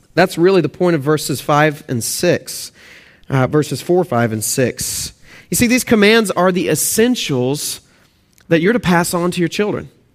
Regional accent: Texas, United States; moved away; also born or lived in Oklahoma; if you can hear my accent, I'm actually from Texas and, uh, Oklahoma, Texas, those areas, and so please forgive my accent

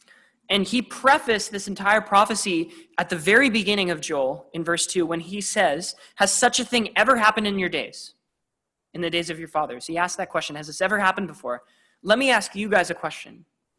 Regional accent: Vancouver, British Columbia, Canada; I'm from Vancouver, which is part of the Pacific Northwest, all along the coast.

